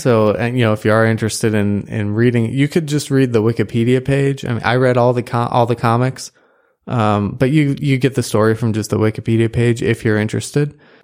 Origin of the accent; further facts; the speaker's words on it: United States; as an American